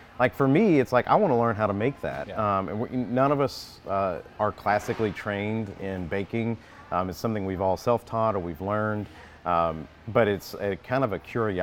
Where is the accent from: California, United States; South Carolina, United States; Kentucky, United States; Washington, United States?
Kentucky, United States; moved away as an adult; also born or lived in Wilson, North Carolina; now in North Carolina, United States; I am from Kentucky.